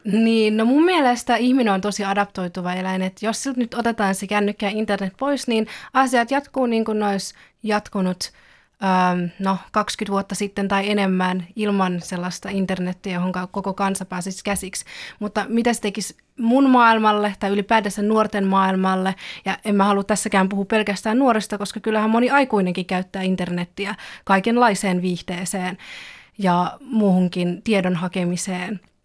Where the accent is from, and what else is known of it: Finland; born or raised there; first language Finnish; also born or lived in China / Belgium / Kauniainen, Finland